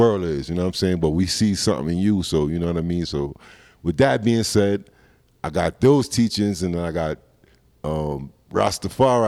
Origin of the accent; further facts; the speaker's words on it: Roosevelt, New York, United States; moved away as an adult; now in Denver, United States; I grew up in Roosevelt, and then I went to Five Towns College